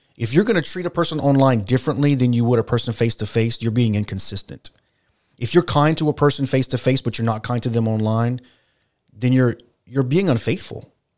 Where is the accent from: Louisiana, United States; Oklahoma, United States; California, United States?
Louisiana, United States; South; we're from South Louisiana